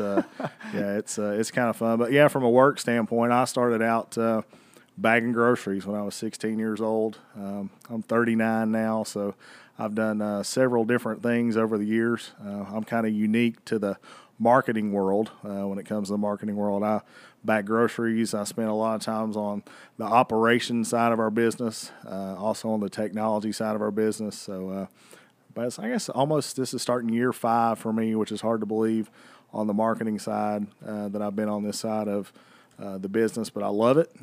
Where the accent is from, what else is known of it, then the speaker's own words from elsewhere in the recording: Bristol, Tennessee, United States; I was born and raised two miles from this racetrack